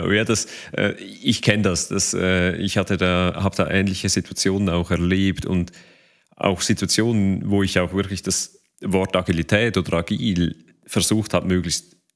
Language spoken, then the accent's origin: German; Switzerland; Bei uns in der Schweiz, meine persönliche Einschätzung wäre, dass das Thema ein Stück weit schon noch als neu wahrgenommen wird.